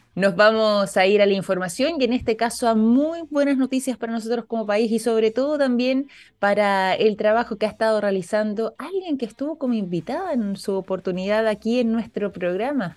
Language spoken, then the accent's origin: Spanish; Chile; nosotros también como chilenos